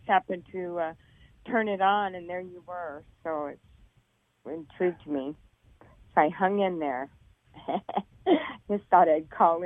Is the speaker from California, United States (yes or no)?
yes; Los Angeles, California, United States; I'm from L.A., but I'm in Honolulu right now